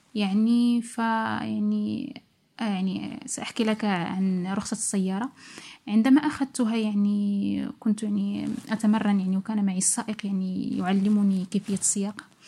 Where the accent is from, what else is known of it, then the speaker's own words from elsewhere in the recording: Morocco; moved away; also born or lived in Italy; كمغاربة لأن أكثر إحنا نحن أكثر جالية هناك في إيطاليا